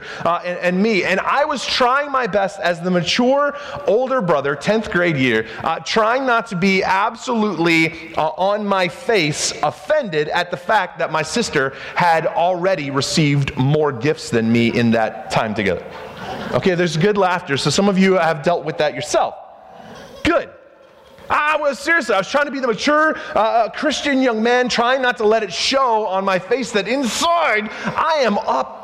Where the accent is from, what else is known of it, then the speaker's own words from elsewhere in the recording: Spartanburg, South Carolina, United States; I was growing up in South Carolina, Spartanburg, South Carolina